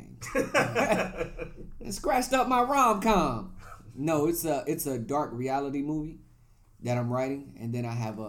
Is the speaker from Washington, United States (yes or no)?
no; Chattanooga, Tennessee, United States; my hometown in Chattanooga.